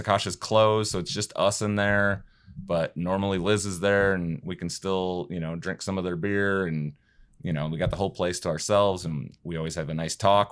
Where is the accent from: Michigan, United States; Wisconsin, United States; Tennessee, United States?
Wisconsin, United States; now in Kentucky, United States; Wisconsin guy here